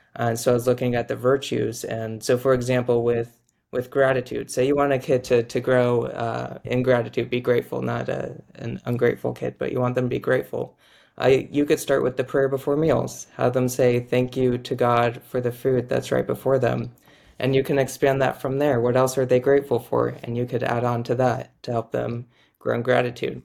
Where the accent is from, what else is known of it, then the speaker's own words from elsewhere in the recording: Orange County, California, United States; also born or lived in Boston; I'm from Orange County, California, grew up there